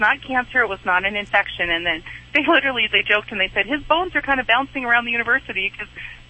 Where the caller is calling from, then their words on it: Montana, United States; From Montana.